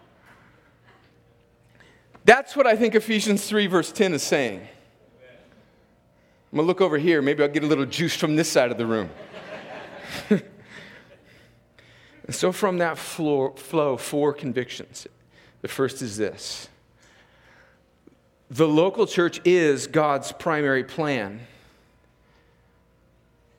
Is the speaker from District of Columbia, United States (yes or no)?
no; California, United States; moved away as an adult; now in Columbus, United States; I'm from California